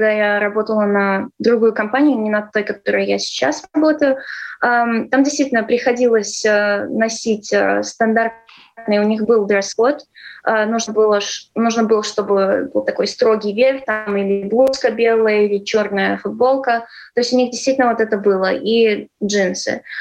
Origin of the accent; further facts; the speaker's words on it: Ireland; also born or lived in Latvia / California; Нет, я выросла в Ирландии. Но ну, я здесь родилась, и в 6 лет э, мы уехали.